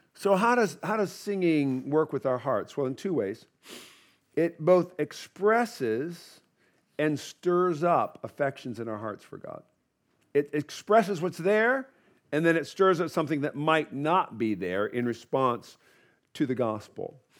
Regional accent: United States; I'm an American

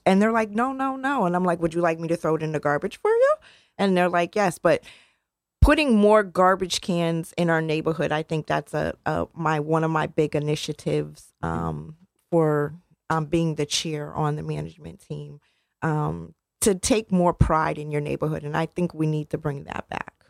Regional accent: New Haven, Connecticut, United States; I grew up in Newhallville

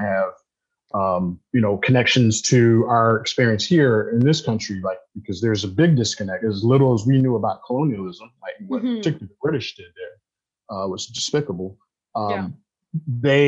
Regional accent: United States; also born or lived in Ghana; My position as a Black American in the African diaspora

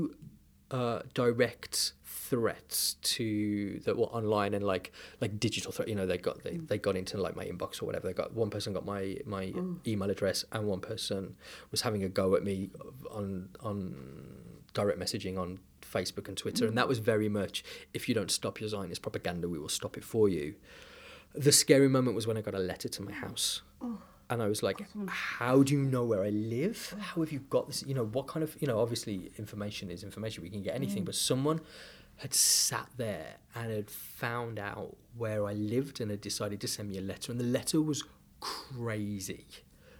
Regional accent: United Kingdom; I am a British diaspora Jew

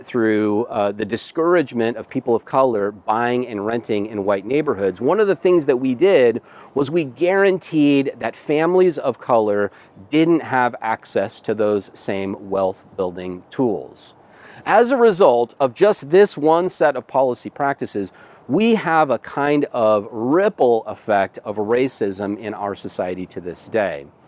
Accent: United States; if you're a white American and you own a home

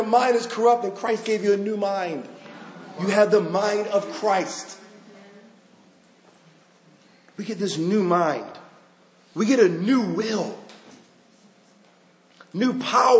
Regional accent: Baltimore, Maryland, United States; I'm from Baltimore

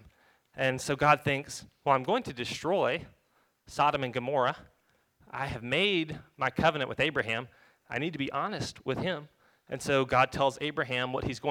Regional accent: North Alabama, United States; I grew up in North Alabama

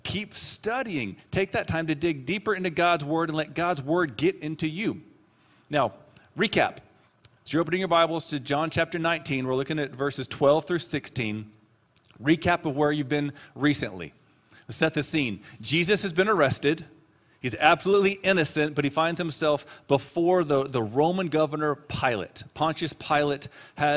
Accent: San Antonio, Texas, United States; also born or lived in Amarillo, Texas; We came from Amarillo, Texas, and said, let's move to the hills of San Antonio area

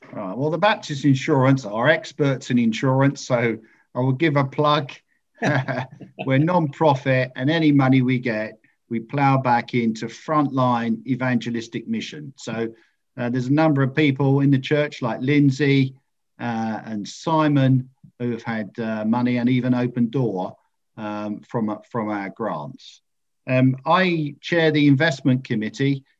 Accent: Ingatestone, East of England, United Kingdom; now in Colchester, United Kingdom; I was brought up in Ingatestone, just outside Chelmsford

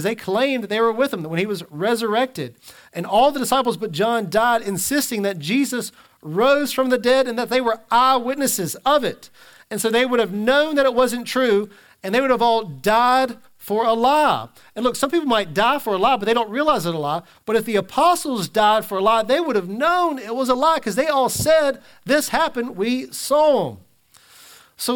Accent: Mississippi, United States; I'm just a Christian because I'm from Mississippi

